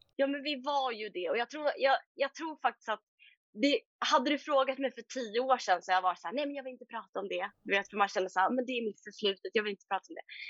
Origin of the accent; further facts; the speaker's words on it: Sweden; moved away as an adult; also born or lived in Stockholm / Bermuda; now in England, United Kingdom; hemma i Sverige